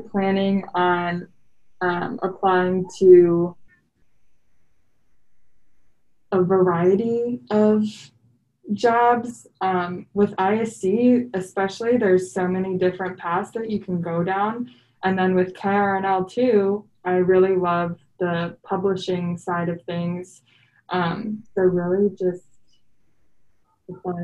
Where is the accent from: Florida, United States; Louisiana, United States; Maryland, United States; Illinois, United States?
Illinois, United States; Elgin; moved away as an adult; also born or lived in Kentucky; I am from Elgin, which is about an hour west of Chicago